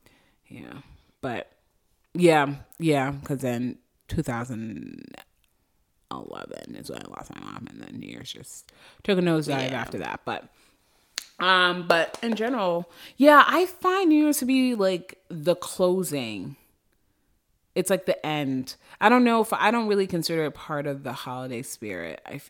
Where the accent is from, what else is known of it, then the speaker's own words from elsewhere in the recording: Boston, Massachusetts, United States; I'm from Boston.